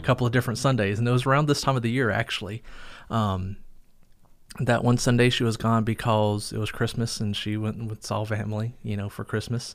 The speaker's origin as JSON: {"language": "English", "town": "Fuquay-Varina", "region": "North Carolina", "country": "United States", "tie": "born or raised there", "also_born_or_lived": "Lillington, North Carolina", "moved": "yes", "said": "I grew up in North Carolina, a town called Fuquay Verena, but really more Lillington area"}